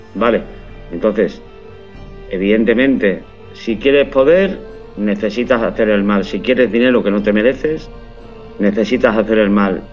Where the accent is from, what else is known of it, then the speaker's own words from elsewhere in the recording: Málaga, Andalusia, Spain; moved away as an adult; now in San Sebastián de los Reyes, Spain; Soy de Málaga, pero por motivos profesionales me fui hace más de 25 años, va a ser ahora. Y vivo en San Sebastián de los Reyes